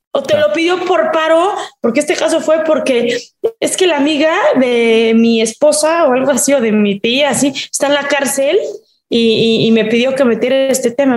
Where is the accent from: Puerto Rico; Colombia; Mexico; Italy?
Mexico; en mi país